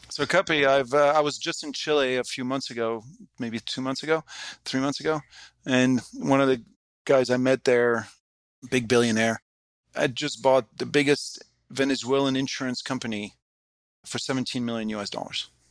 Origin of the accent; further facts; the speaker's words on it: France; moved away as an adult; also born or lived in United States / Hong Kong; I grew up in France, just when, you know, European Union was really getting going